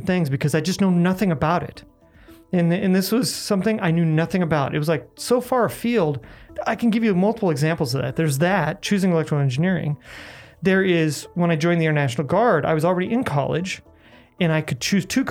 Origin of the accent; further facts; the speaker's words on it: Omaha, Nebraska, United States; I was born and raised in Omaha, actually. Lived in the same house my entire life growing up